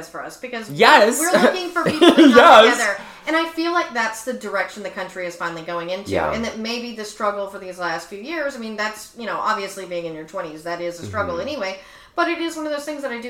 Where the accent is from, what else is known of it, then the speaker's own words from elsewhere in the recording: Tyler, Texas, United States; moved away; we grew up in Tyler, Texas, which is the heart of the freaking Bible Belt